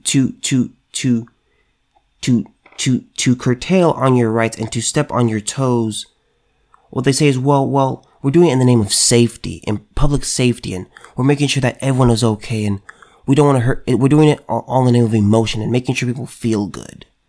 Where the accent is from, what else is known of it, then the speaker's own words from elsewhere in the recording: California, United States; California man right here in my home state